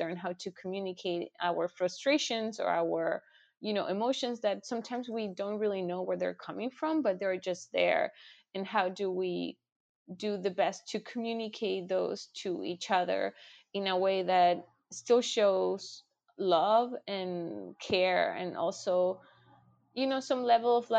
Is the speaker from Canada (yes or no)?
no; Chile; now in United States; I'm from Chile